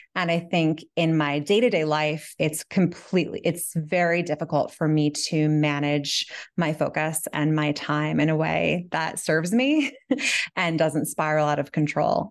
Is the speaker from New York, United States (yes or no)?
yes; New York City, New York, United States; moved away as an adult; now in Catskills, United States; I grew up in Manhattan, and I currently live on a mountain